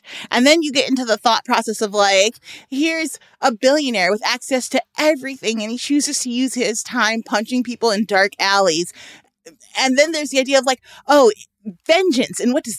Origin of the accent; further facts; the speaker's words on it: Chicago, Illinois, United States; I'm from Chicago, one of the most politically corrupt places in the world.